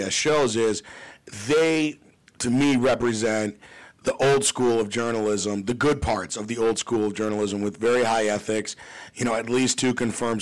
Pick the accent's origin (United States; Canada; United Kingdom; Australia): United States; Glenview, Illinois; I grew up in Glenview